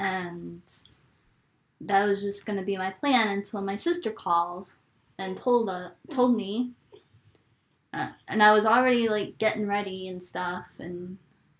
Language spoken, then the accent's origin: English; New York City, New York, United States; now in Maine, United States; I grew up in New York City